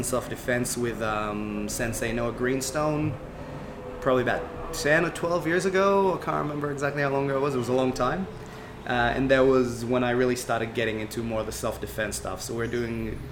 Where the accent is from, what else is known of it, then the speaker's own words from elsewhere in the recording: Israel; I grew up in Israel and trained in traditional martial arts